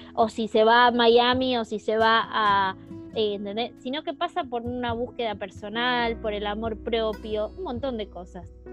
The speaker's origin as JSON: {"language": "Spanish", "country": "Argentina", "said": "nosotros por lo menos como, como lectoras argentinas"}